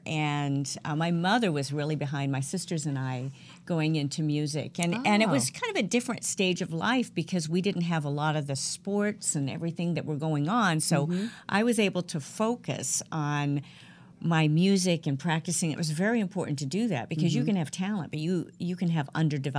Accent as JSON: {"language": "English", "region": "California", "country": "United States", "tie": "born or raised there", "also_born_or_lived": "Eatonton, Georgia"}